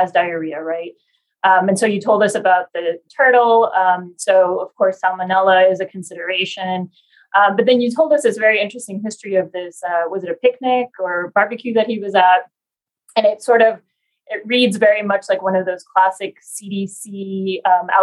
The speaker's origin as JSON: {"language": "English", "country": "Argentina", "moved": "yes", "lives_now": "Houston, United States", "said": "I'm from Argentina originally"}